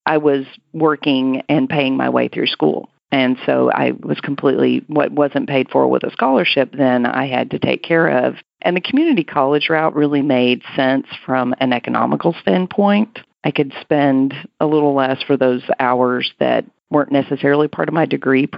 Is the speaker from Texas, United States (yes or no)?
yes; Hereford, Texas, United States; now in Central Texas, United States; my hometown, which is Hereford, Texas, real close to Amarillo in the panhandle of Texas.